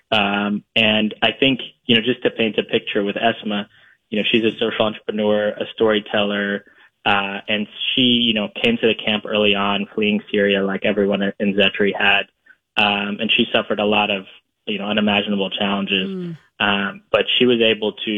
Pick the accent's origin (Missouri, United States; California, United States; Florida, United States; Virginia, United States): Florida, United States; my hometown in Florida